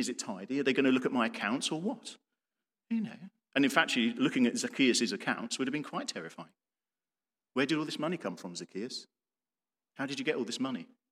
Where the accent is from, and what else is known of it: United Kingdom